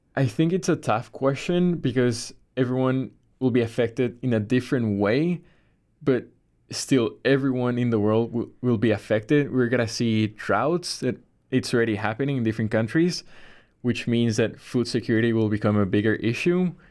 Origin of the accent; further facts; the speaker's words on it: Bolivia; now in Chicago, United States; I am from Bolivia, South America